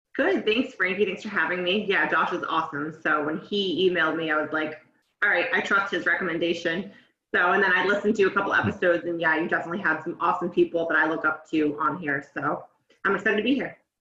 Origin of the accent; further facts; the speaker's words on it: North Shore, Massachusetts, United States; moved away as an adult; I grew up on the North Shore in Massachusetts. Kind of moved around various towns growing up